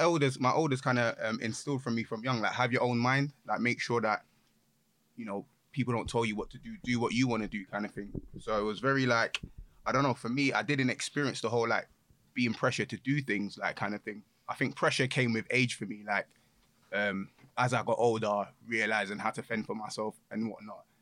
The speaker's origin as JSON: {"language": "English", "region": "London", "country": "United Kingdom", "said": "I'm from Hackney originally"}